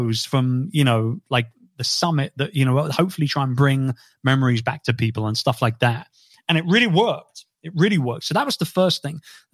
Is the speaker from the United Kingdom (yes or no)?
yes; London, United Kingdom; my hometown